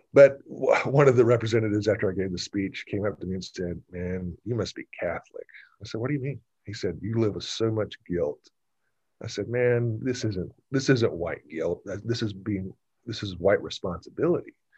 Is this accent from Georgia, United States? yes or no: yes; Gwinnett County, Georgia, United States; I grew up in Gwinnett County. I went to Parkview High School, graduated in 1984